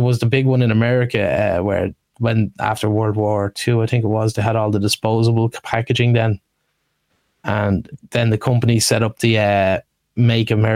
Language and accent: English; Ireland; we, as Irish, we're famous for the gallows humor